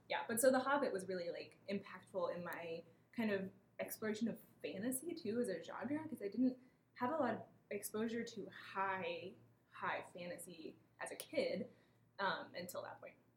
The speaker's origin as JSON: {"language": "English", "region": "Missouri", "country": "United States", "tie": "born or raised there", "moved": "yes", "said": "my hometown in Missouri"}